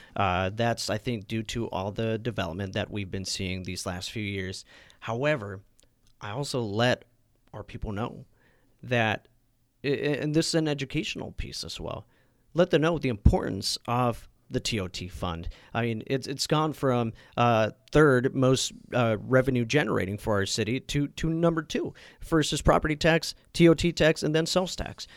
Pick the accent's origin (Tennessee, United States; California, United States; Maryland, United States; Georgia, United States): California, United States; Napa; also born or lived in Sacramento; being and growing up in Napa